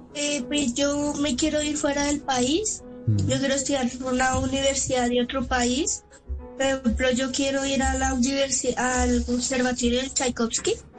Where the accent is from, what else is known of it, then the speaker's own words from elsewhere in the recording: Colombia; soy colombiano